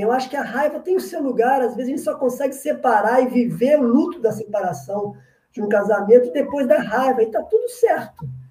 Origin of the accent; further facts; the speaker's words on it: Minas Gerais, Brazil; Eu sou de Minas